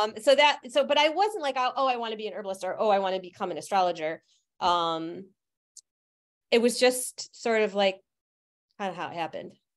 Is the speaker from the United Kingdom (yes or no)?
no; Utica, New York, United States; I grew up in Utica, New York